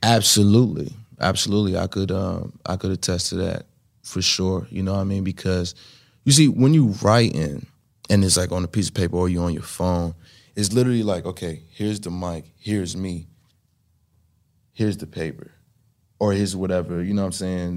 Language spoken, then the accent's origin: English; New York City, New York, United States; was kid growing up in Brooklyn